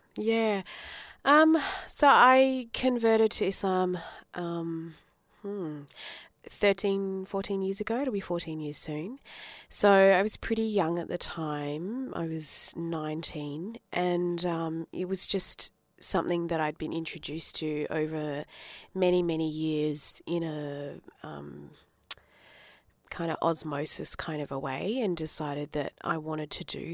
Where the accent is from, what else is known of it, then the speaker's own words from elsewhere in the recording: Adelaide, South Australia, Australia; also born or lived in Darwin, Northern Territory; I grew up in Adelaide 'cause my parents moved down from Darwin